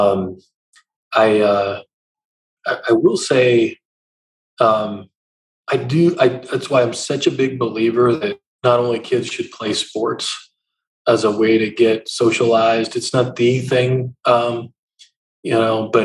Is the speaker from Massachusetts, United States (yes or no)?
no; Eastern Montana, United States; moved away as an adult; also born or lived in South Georgia; now in Columbus, United States; You're on the plains of Eastern Montana.